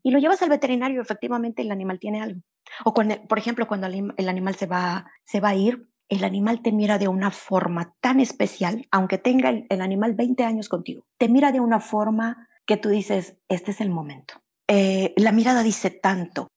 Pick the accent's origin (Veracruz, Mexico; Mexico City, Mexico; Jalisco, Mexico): Veracruz, Mexico; moved away; also born or lived in Monterrey, Mexico; Yo nací en, en Veracruz, pero después me fui a vivir a Monterrey. Los últimos nueve años los pasé allá